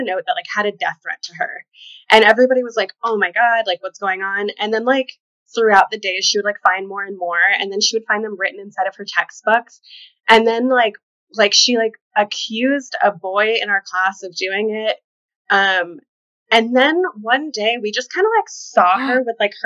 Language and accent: English; Kentucky, United States; now in New York, United States; Originally, Kentucky.